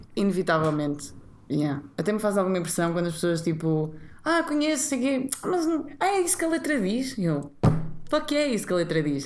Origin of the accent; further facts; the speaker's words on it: Maia, Norte, Portugal; accent: nortenha; moved away as an adult; also born or lived in Matosinhos / Porto / Vila Real; now in Lisbon, Portugal; eu nasci em Matozinhos, depois fomos para a Maia, ok. Mas depois na Maia eu não queria estudar mais na Maia.